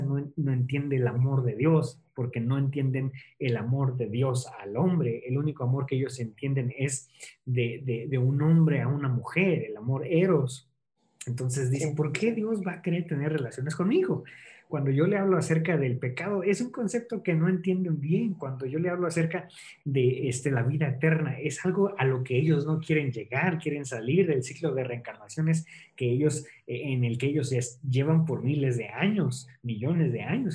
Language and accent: Spanish; Toluca, State of Mexico, Mexico; moved away as an adult; now in Nepal; yo soy de Toluca